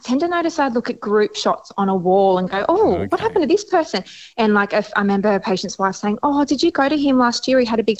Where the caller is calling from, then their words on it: Sydney, New South Wales, Australia; I'm calling from Sydney, but I can move places.